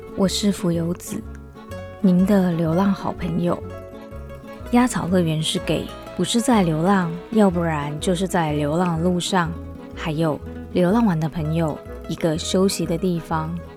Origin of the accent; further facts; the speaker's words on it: Taiwan; accent: Taiwanese accent; moved away as an adult; also born or lived in United States; now in Japan; 我以前真的在台湾的时候，我不觉得我是台湾人，但是呢，我又不是日本人